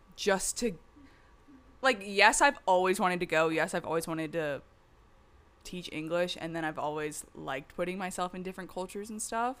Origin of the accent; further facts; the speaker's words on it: the South, United States; moved away; I'm from the South